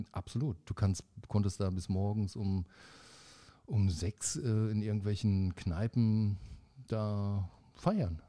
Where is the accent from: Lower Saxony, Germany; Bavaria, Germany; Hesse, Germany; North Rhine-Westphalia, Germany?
North Rhine-Westphalia, Germany; Paderborn; moved away as an adult; now in Bonn, Germany; in Paderborn, da wo, ja. ich, wo ich ja wegkomme